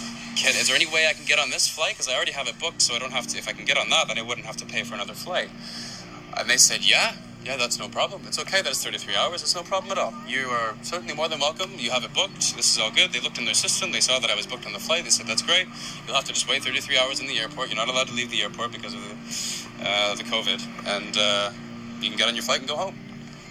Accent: Canada; also born or lived in Australia; I'm a Canadian citizen

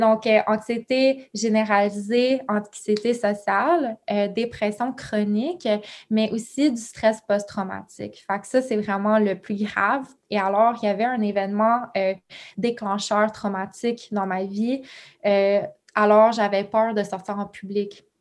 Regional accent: Ontario, Canada; also born or lived in Quebec; je suis née au Québec, mais j'ai grandi en Ontario, dans un petit village.

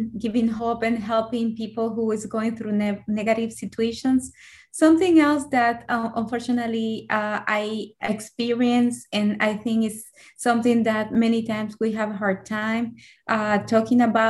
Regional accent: El Salvador; moved away as an adult; now in United States; So I'm originally from El Salvador. So I grew up over there. And in 2010, I came to the U.S.

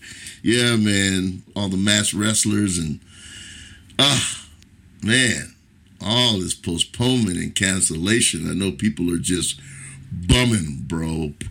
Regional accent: Orlando, Florida, United States; now in Los Angeles, United States; Orlando, my hometown, and here, Los Angeles. Crazy. No, crazy. Two places I resided.

